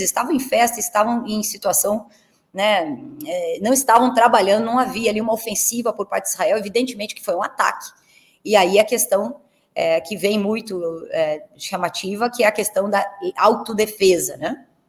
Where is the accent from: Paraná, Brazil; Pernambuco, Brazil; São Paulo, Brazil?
Paraná, Brazil; Curitiba; eu sou de Curitiba e meu pai torcia para o Curitiba Futebol Clube